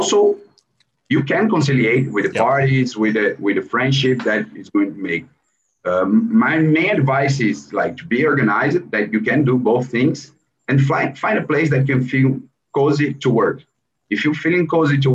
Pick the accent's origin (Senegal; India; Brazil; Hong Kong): Brazil; São Paulo; English is a second language; we are from Brazil